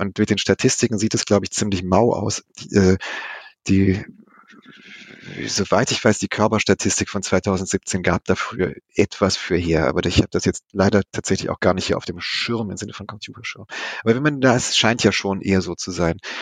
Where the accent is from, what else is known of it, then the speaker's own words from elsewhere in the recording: West Germany, Germany; Nun komme ich selber aus dem Westen